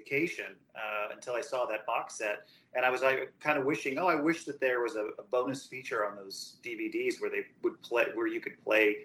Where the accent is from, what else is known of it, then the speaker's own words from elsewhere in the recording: St. Louis, Missouri, United States; now in Houston, United States; I grew up in St. Louis